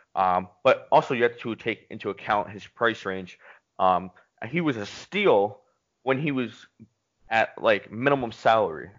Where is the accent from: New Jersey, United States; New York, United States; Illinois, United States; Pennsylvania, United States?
Pennsylvania, United States; Philadelphia; my hometown